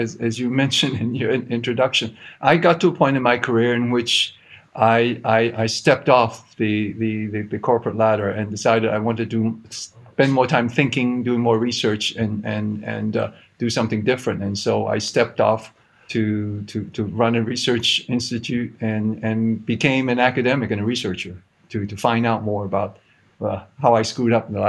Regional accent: Hong Kong; I grew up in Hong Kong. I don't sound like I'm from Hong Kong because my wife is American, and this accent is for good in-law management.

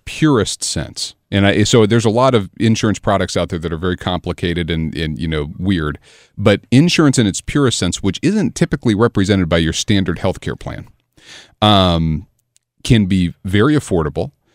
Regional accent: Southern Illinois, United States; I grew up over in Southern Illinois

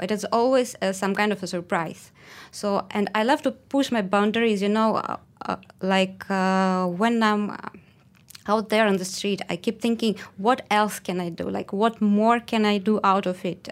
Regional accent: Russia; moved away as an adult; now in Malaysia; I'm from Russia. I've been here, um, a bit more than one year

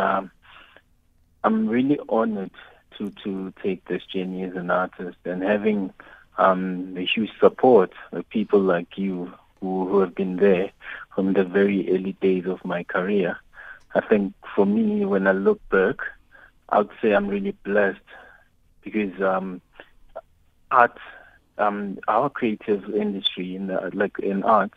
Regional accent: South Africa; growing up in Davidson

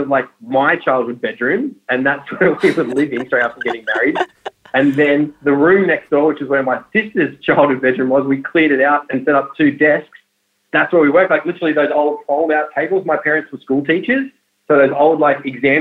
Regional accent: North Coast, New South Wales, Australia; I grew up on the North Coast in a small town.

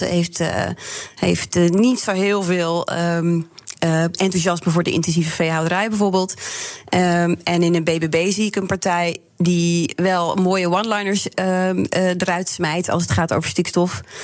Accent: Drenthe, Netherlands; als Drent en Boerin

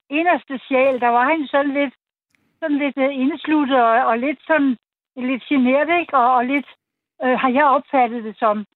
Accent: Birkerød, Capital Region of Denmark, Denmark; moved away; also born or lived in Copenhagen / South Funen; jeg selv født og vokset op i Birkerød, og egentlig var tit i København. Og jeg er uddannet i København på Kongen på Slæn som maler.

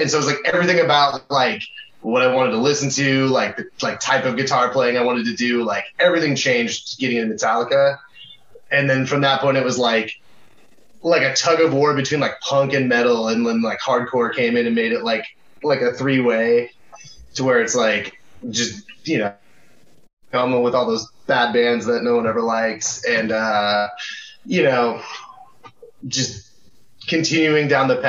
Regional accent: Puyallup, Washington, United States; also born or lived in Tacoma; I think we were all born here. Yeah. Yeah. We all grew up in the area. Like, I grew up in, like, Puyallup, South Hill area.

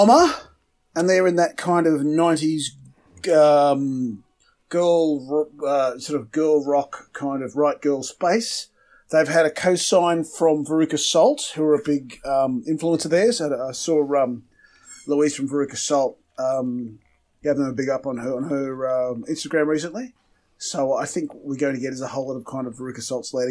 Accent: Scotland, United Kingdom; Being Scottish

